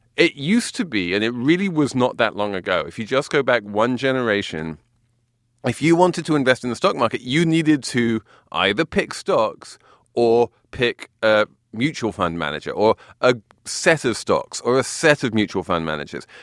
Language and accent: English; England, United Kingdom; moved away; I'm English